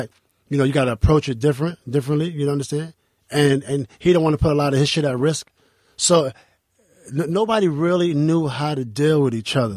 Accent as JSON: {"language": "English", "town": "New York City", "region": "New York", "country": "United States", "tie": "born or raised there", "said": "I'm from 10th Street, and we used to go to play ball at Baby Park"}